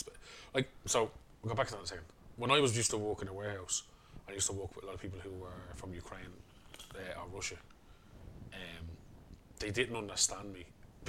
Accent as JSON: {"language": "English", "town": "Dublin", "region": "Leinster", "country": "Ireland", "said": "we're from Coolock"}